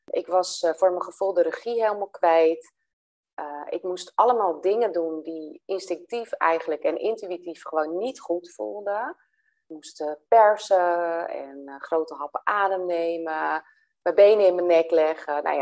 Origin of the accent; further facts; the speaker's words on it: Velsen, North Holland, Netherlands; kom ik uit Velsen